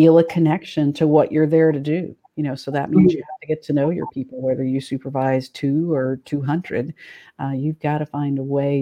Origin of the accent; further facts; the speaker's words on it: Tennessee, United States; moved away as an adult; now in Ohio, United States; I've been in Ohio for 26 years. I'm originally from Tennessee, so a little bit warmer